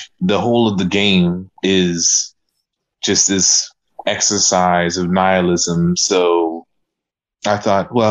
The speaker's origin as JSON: {"language": "English", "town": "Savannah", "region": "Georgia", "country": "United States", "said": "from Savannah, Georgia"}